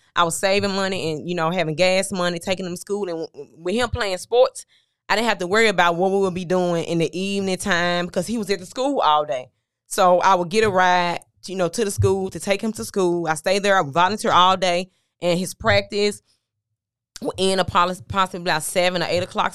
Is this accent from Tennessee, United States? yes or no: yes; Memphis, Tennessee, United States; I'm from Memphis, Tennessee, originally